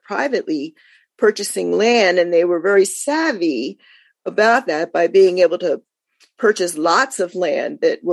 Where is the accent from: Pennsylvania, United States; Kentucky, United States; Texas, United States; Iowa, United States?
Pennsylvania, United States; Philadelphia; moved away; also born or lived in Los Angeles; I was born and raised in Philadelphia